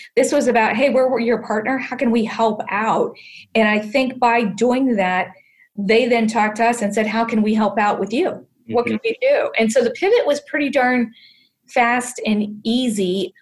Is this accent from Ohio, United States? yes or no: yes; Canton, Ohio, United States; growing up in Canton, Ohio